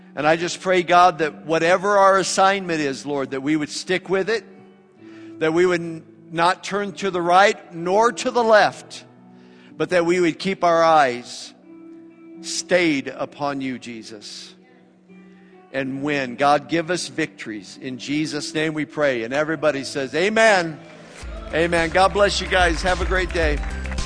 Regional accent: United States; I'm an American

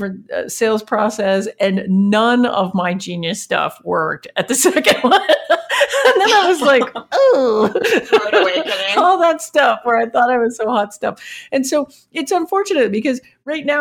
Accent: Canada; I'm from Canada and we run this little startup

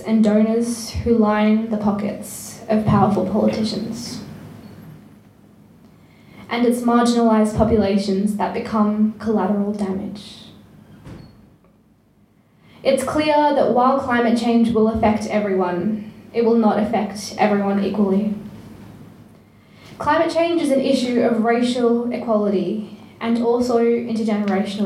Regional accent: India; now in Australia; I come from a village where cows and stray dogs roam the streets

